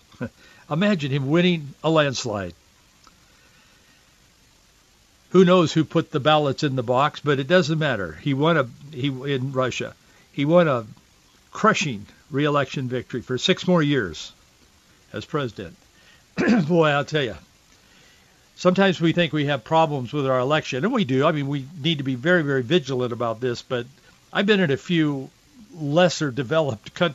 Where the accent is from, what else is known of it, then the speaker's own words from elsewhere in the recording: Yakima, Washington, United States; We lived in the Yakima Valley at that time, where I grew up in Yakima